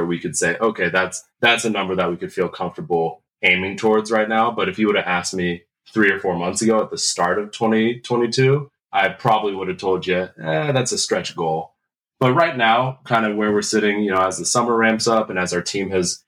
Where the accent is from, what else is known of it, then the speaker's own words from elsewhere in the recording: Lynnwood, Washington, United States; I am from the Seattle, Washington area, more specifically up in the North End, up in like the Lynnwood, Mukilteo area.